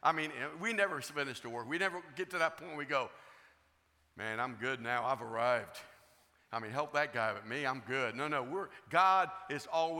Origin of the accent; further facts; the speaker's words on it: Florida, United States; I'm from Florida